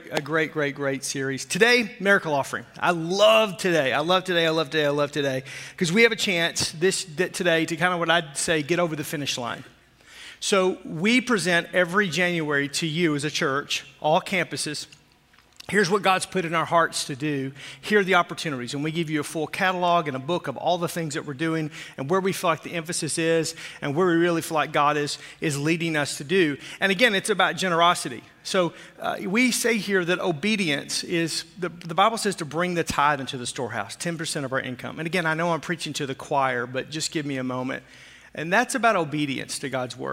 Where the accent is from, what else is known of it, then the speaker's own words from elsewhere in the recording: Arkansas, United States; moved away; I grew up in Arkansas